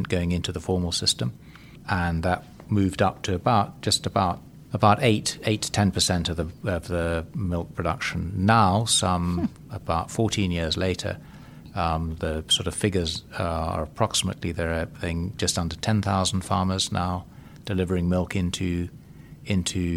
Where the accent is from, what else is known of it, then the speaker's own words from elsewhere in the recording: Zambia; based in Zambia in my home country